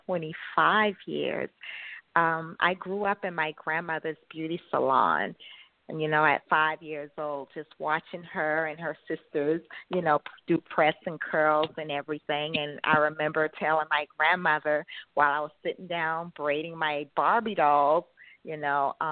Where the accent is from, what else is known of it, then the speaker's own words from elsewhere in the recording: Charleston, South Carolina, United States; moved away as an adult; also born or lived in upstate New York / New Jersey; I'm from South Carolina, Charleston, South Carolina